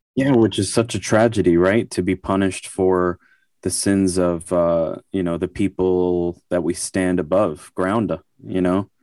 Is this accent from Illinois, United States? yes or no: no; New York, United States; I grew up in New York